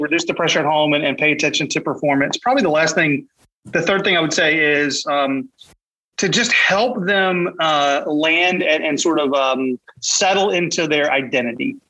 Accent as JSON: {"language": "English", "town": "Raleigh", "region": "North Carolina", "country": "United States", "tie": "born or raised there", "moved": "as an adult", "lives_now": "Wilmington, United States", "said": "I'm from Raleigh, grew up in Raleigh, moved here to Wilmington in. Uh, 2013"}